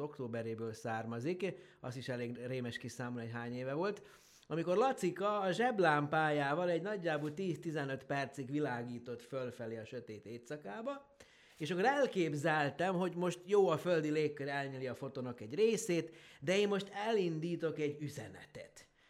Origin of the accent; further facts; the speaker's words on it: Horgoš, Vojvodina, Serbia; Ugye én Horgoson nőttem föl, az ugye mai Szerbiában, akkor Jugoszláviában volt található